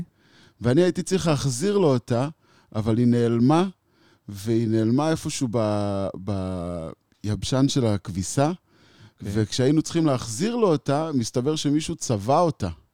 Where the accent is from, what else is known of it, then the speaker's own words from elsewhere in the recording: Israel; הלכתי חזק על תרבות ההיפיז בתור ילד בקיבוץ